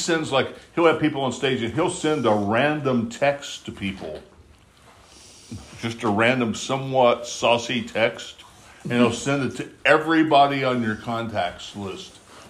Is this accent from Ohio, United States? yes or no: no; West Virginia, United States; that was where I was raised in West Virginia.